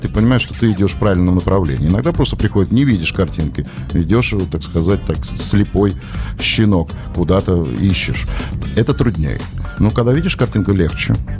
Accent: Saint Petersburg, Russia; moved away as an adult; also born or lived in Karelia; now in Petrozavodsk, Russia; Я же из Петербурга, у меня здесь много друзей

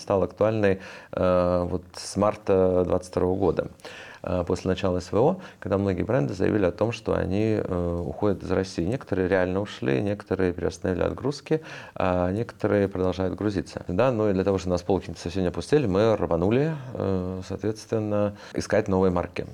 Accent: Riga, Latvia; moved away; also born or lived in United States; я рос тогда в Риге.

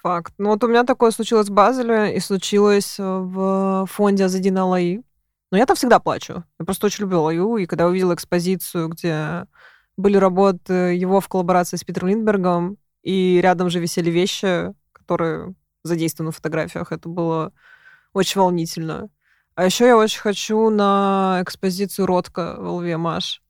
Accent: Moscow, Russia; я зажавшийся москвич. И сижу в Москве

